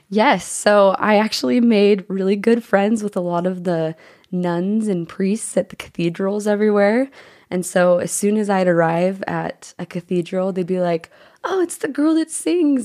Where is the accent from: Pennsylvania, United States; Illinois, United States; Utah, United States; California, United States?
Utah, United States; Bountiful; I grew up in Bountiful, Utah